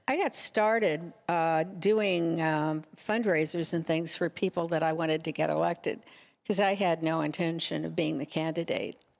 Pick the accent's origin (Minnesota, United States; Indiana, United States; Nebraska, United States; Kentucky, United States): Nebraska, United States; moved away as an adult; also born or lived in Huntington Beach; now in Laguna Beach, United States; I grew up in Nebraska.